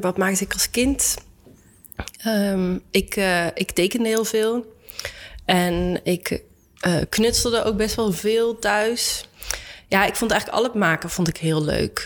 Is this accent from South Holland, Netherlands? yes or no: no; Arnhem, Gelderland, Netherlands; ik ben opgegroeid in Arnhem